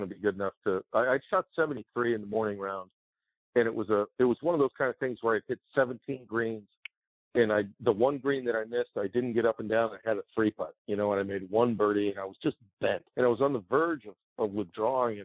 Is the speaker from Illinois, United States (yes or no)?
no; Washington, District of Columbia, United States; It's Washington D.C. It's my hometown